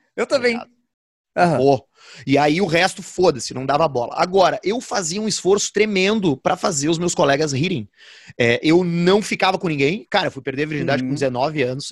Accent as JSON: {"language": "Portuguese", "region": "Rio Grande do Sul", "country": "Brazil", "tie": "born or raised there", "said": "A gente nasceu no Brasil e a gente nasceu no Rio Grande do Sul."}